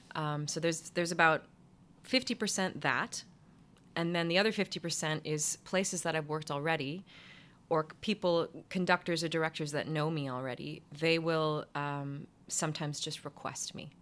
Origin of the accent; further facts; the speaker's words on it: Ottawa, Ontario, Canada; moved away as an adult; also born or lived in New York; my hometown in Ottawa